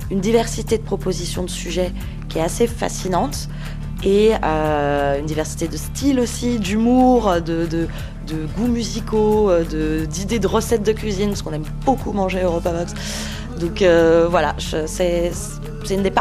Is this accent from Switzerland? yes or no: yes; Switzerland; je viens de Suisse.